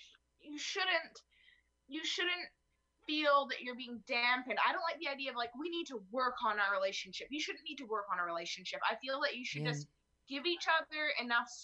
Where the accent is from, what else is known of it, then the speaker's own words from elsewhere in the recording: Canada; I'm from Canada